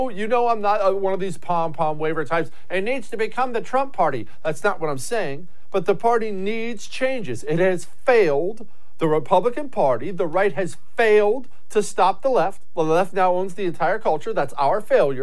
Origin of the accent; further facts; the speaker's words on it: Montana, United States; I grew up in Montana